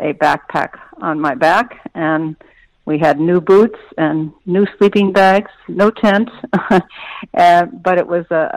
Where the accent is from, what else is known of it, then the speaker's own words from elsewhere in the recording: Indiana, United States; also born or lived in New York City; now in Bellevue, United States; I grew up in Indiana